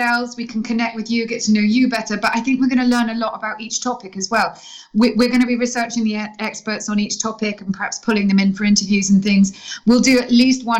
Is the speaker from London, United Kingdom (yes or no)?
yes; London, United Kingdom; I'm from London